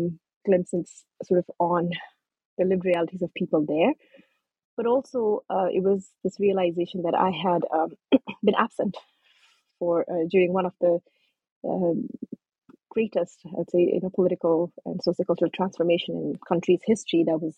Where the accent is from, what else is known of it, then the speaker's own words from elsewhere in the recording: Kentucky, United States; also born or lived in Nepal; As you know, I was born in Nepal. And my family came to the U.S. when I was 13. We settled in Kentucky. So yes, growing up in a small, tight-knit Nepali migrant community in Kentucky